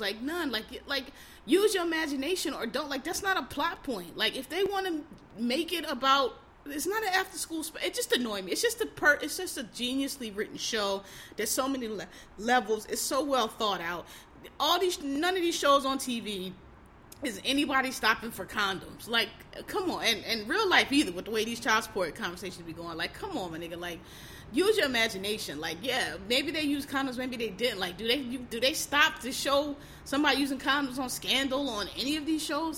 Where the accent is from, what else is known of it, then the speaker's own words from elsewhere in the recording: Philadelphia, Pennsylvania, United States; I'm from Philly, so you know, I'm black. I'm from Philly.